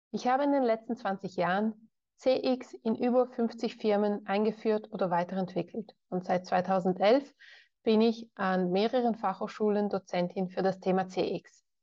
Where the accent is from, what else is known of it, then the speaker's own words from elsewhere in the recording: Ticino, Switzerland; Geboren und aufgewachsen bin ich im Tessin. Das ist der südlichste Zipfel der Schweiz, wo man Italienisch spricht.